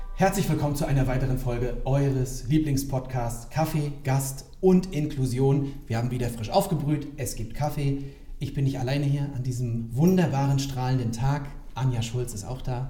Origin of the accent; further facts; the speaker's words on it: Rostock, Mecklenburg-Vorpommern, Germany; Ich bin gebürtiger Lichtenheger.